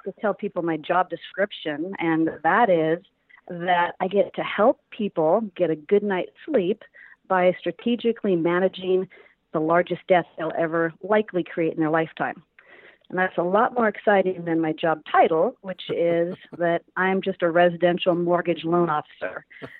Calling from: California, United States; I am in beautiful Southern California, not too far from Disneyland and Newport Beach.

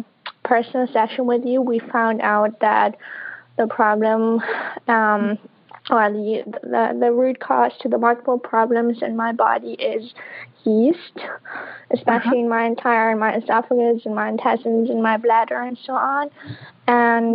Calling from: Berlin, Germany; I'm calling from Berlin, Germany, so from overseas.

